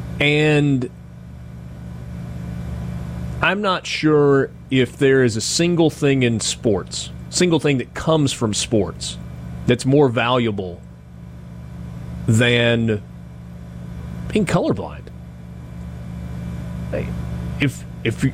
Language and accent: English; Oxford, Mississippi, United States; I grew up here in Oxford. I went to Oxford High School